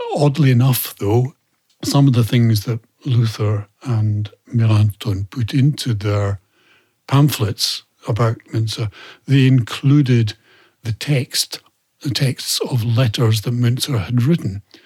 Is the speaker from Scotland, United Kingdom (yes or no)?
yes; Scotland, United Kingdom; I say England as a Scot